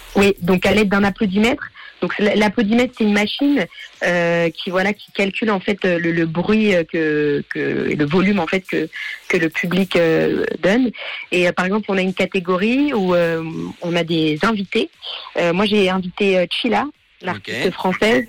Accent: Geneva, Switzerland; je suis genevoise

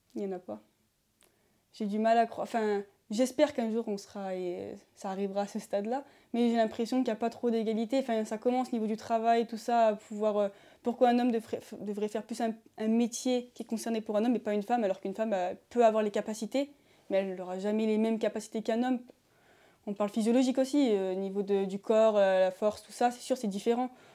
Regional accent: Beaucroissant, Auvergne-Rhône-Alpes, France; je suis euh, de Beaucroissant, en Isère

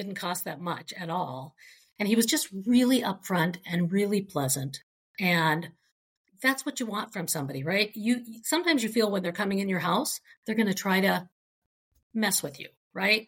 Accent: Minnesota, United States; I'm from Minnesota.

